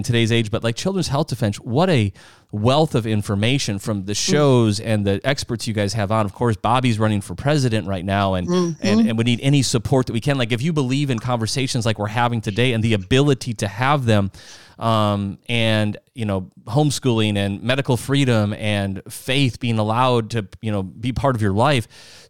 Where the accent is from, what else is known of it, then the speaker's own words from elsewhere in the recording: South Dakota, United States; I grew up in Midwest, South Dakota.